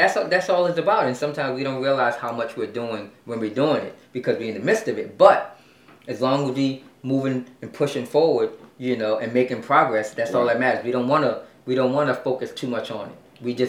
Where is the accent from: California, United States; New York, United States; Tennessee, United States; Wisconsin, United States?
New York, United States; New York City; I'm from Brooklyn.